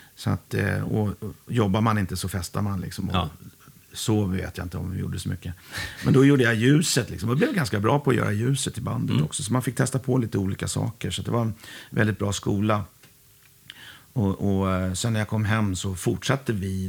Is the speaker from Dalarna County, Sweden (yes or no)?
no; Huddinge, Stockholm County, Sweden; jag är från Huddinge Segeltorp